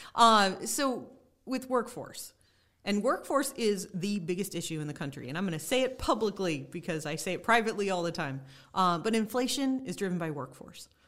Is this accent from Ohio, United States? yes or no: yes; Cuyahoga County, Ohio, United States; I grew up in Cuyahoga County